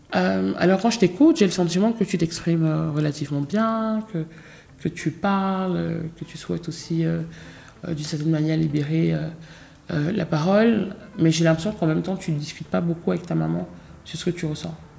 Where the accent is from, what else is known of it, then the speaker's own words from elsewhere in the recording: France; j'ai grandi aussi en France